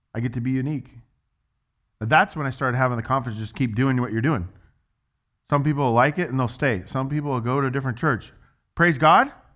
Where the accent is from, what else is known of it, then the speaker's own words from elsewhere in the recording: United States; I'm an American